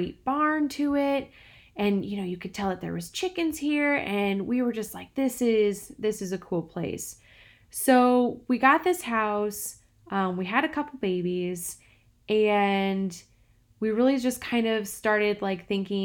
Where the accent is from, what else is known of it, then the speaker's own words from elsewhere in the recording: Peoria, Illinois, United States; I grew up in the middle of a big city in central Illinois. I grew up in Peoria.